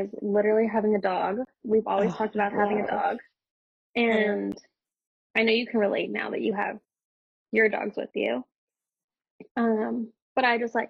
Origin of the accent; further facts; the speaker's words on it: Burbank, California, United States; moved away; also born or lived in San Francisco; I grew up in Burbank, California, which is a little bit next to Hollywood